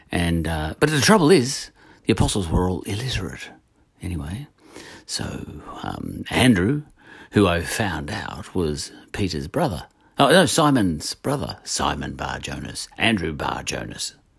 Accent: Australia; We Australians

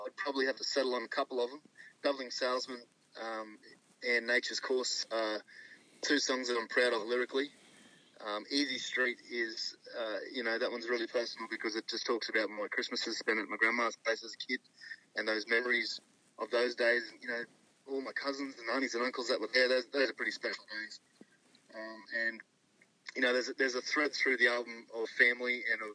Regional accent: Mackay, Queensland, Australia; growing up in Mackay in central Queensland, you know, we're all country boys at heart up there

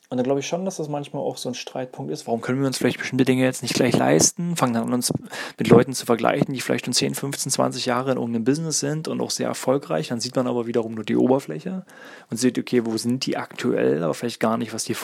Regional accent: East Germany, Germany; ich bin zum Beispiel in der DDR groß geworden, da war das zum Beispiel sehr üblich, dass beide Partner in Lohn und Brot standen.

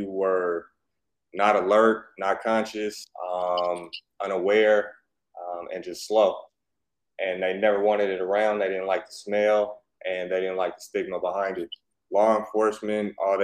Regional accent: Oakland, California, United States; moved away as an adult; also born or lived in Atlanta / Las Vegas; I grew up there.

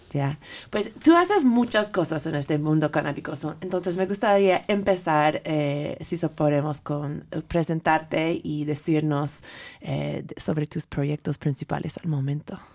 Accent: San Francisco, California, United States; Spanish is a second language; now in Mexico City, Mexico; soy originalmente de San Francisco, California, tal vez se nota por mi acentito.

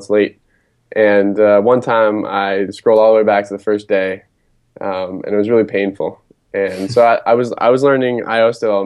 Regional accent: Acton, Massachusetts, United States; I'm from just outside Boston in a town called Acton, Massachusetts

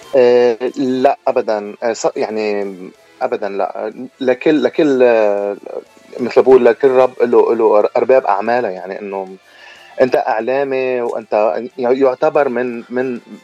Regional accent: Lebanon; moved away as an adult; انا لبناني أه واعتبر دمي عربي

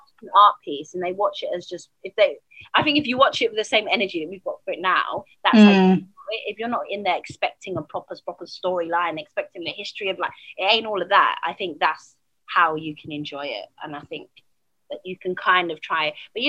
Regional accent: United Kingdom

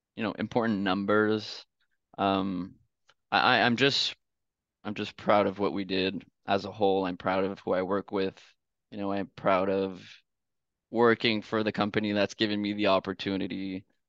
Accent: Canada; I'm from Canada

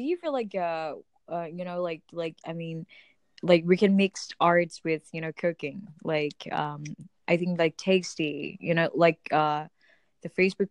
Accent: Cambodia

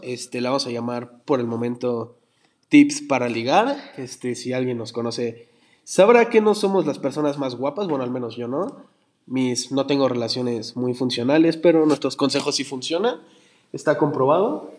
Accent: Mexico; nosotros siendo como mexicanos una raza chiquita

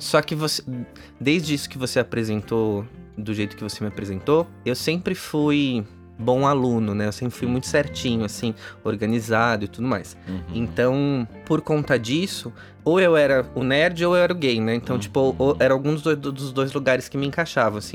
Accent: São Paulo, Brazil; Eu nasci em São Paulo, uhum. apesar da minha família toda ser do Paraná

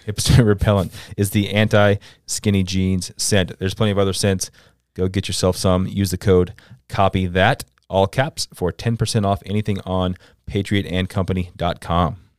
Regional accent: Central Florida, United States; moved away as an adult; I'm from Central Florida

